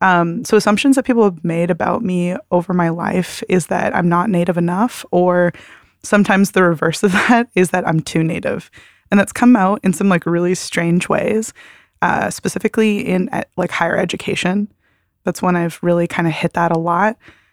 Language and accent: English; Canada; now in Portland, United States; I immigrated from Canada in 2018, and I made my way to Portland and started attending Bridgetown